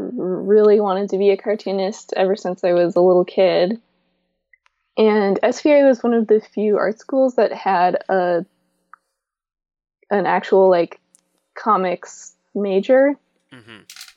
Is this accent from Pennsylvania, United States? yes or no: no; Seattle, Washington, United States; also born or lived in Brooklyn; lived in Brooklyn for 3 more years, and then I came back to Seattle about 2 years ago.